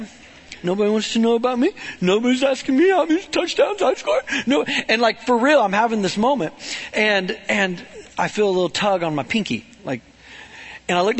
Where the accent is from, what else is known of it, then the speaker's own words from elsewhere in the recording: Webb City, Missouri, United States; I grew up in Webb City